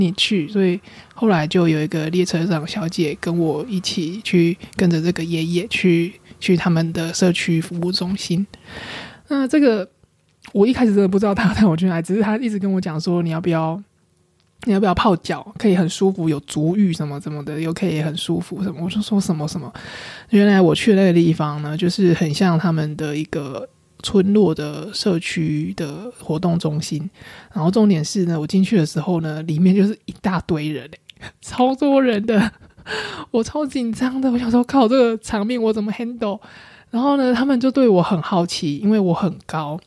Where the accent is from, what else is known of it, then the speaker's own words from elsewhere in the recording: Taiwan; 我从台湾来啊